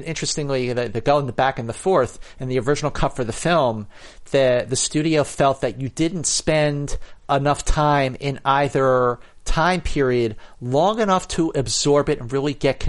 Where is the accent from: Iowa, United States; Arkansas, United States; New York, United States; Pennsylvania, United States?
Pennsylvania, United States; Philadelphia; now in Los Angeles, United States; I'm from Philadelphia. But we are both talking to you from Los Angeles.